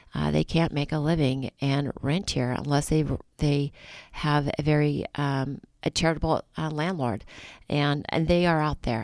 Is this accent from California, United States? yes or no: yes; Napa, California, United States; I'm a girl from Napa that's rooted in this community